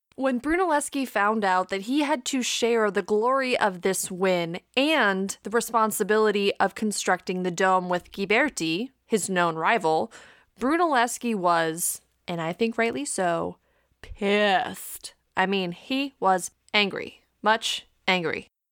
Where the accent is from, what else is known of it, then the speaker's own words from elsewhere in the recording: Wisconsin, United States; accent: Wisconsin; my little Wisconsin accent